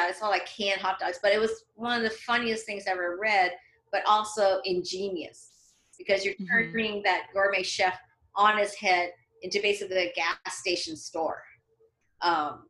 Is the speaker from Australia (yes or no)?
no; Canada; moved away as an adult; now in Los Angeles, United States; when I was growing up in Canada, there weren't that many Chinese people.